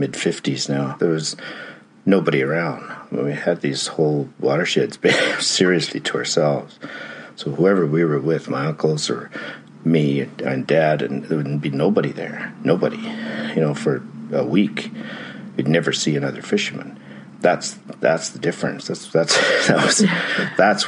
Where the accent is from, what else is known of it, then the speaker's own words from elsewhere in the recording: Calgary, Alberta, Canada; now in New Zealand; Born and raised in Alberta, I grew up in Calgary